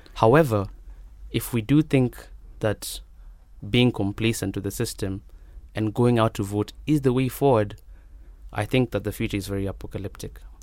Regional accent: Nairobi, Kenya; I'm from Nairobi

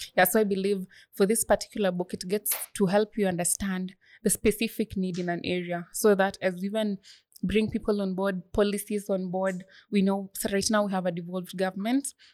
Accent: Bomet County, Kenya; I come from Bomet County

